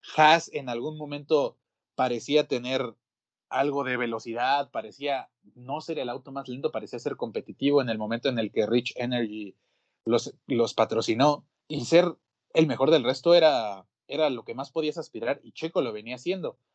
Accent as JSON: {"language": "Spanish", "country": "Mexico", "said": "mi país"}